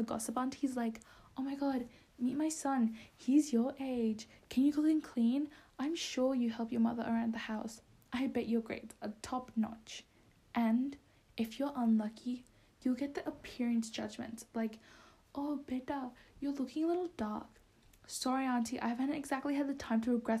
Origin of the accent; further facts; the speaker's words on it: Bangladesh; moved away; Bangladesh, which is where I'm from